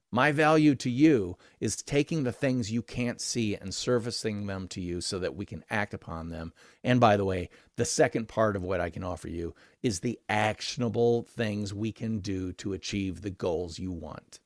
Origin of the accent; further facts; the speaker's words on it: Midwestern American, United States; I'm Midwestern American